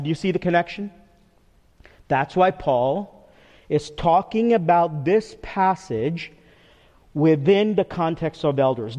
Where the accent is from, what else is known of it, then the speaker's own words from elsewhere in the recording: Teaneck, New Jersey, United States; moved away as an adult; also born or lived in Texas; my parents' house, which was next door, the house I grew up in. So it's 2 driveways, 2 sidewalks, and our neighbor, who is a man that's like a dad to me, who I grew up with all my growing up years on Pomander Walk in Teaneck, New Jersey